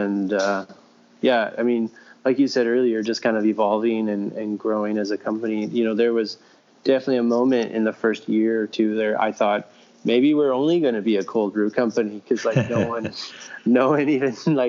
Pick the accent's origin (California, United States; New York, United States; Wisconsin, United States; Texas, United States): Wisconsin, United States; moved away as an adult; also born or lived in Chicago; now in Milwaukee, United States; We're from Wisconsin